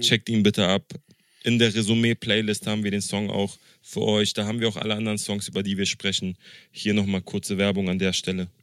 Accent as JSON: {"language": "German", "region": "Berlin", "country": "Germany", "tie": "born or raised there", "said": "ich als Berliner"}